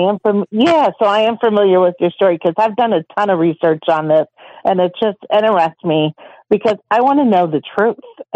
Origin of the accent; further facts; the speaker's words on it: St. Louis, Missouri, United States; I'm from St. Louis